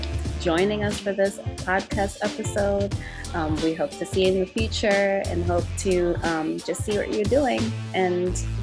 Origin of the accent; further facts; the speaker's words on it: Zimbabwe; first language Shona; English is a second language; now in United States; I used to be fluent in my native tongue, which is Shona, and as well as English. But I used to think in that language and also dream in that language. But now that I'm like in America